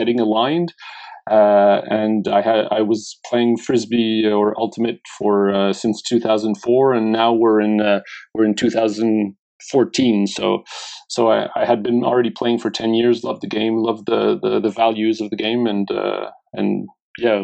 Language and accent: English; Montreal, Quebec, Canada; also born or lived in Laurentians, Quebec / Saint Martin; I was born in Montreal.